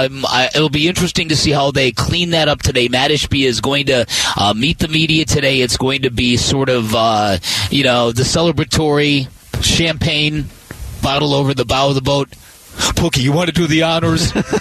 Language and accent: English; Chicago, Illinois, United States; now in Phoenix, United States; I'm from Chicago.